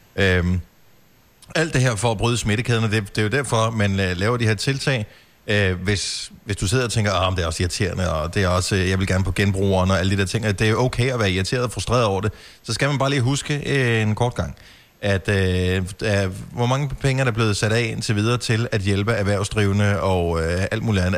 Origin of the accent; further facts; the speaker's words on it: Bogense, Southern Denmark, Denmark; moved away; der, hvor jeg voksede op i Bogense